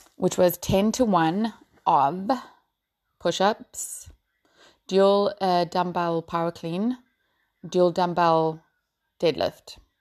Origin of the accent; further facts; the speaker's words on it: Port Elizabeth, Eastern Cape, South Africa; now in Ireland; I'm from Port Elizabeth, um, which is now called Mayberga